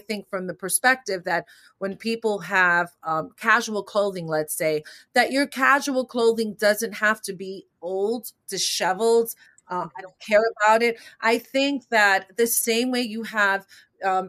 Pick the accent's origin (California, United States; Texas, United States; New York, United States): New York, United States; growing up in New York, growing up in my neighborhood